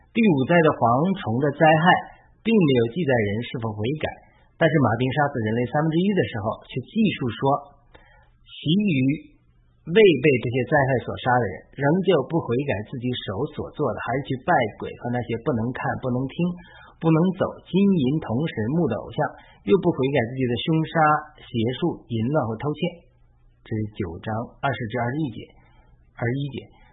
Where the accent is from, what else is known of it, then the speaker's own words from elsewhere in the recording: China; 我在中国长大